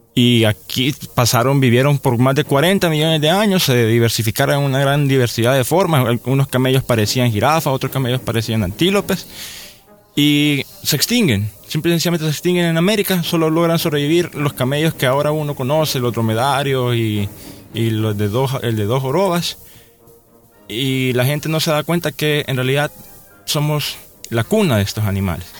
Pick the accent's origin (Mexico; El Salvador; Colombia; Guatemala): El Salvador; nuestro país